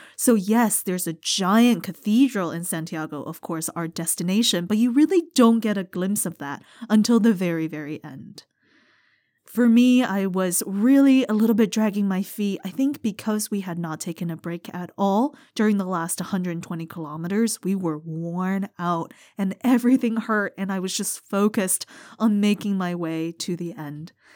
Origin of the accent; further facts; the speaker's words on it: United States; As an American